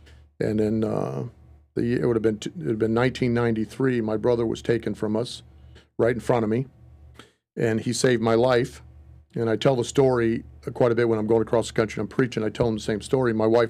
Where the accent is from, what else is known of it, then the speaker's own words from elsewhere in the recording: Shawano, Wisconsin, United States; born there; That's when I was born in Shawano, Wisconsin. And I was born into the family